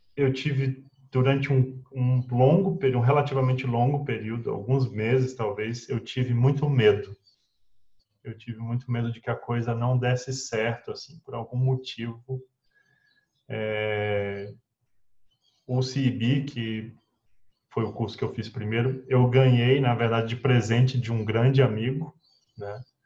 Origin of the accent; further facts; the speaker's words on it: Brazlândia, Federal District, Brazil; Nasci no Distrito Federal, numa cidadezinha, talvez a segunda cidade mais antiga do Distrito Federal, que é Braslândia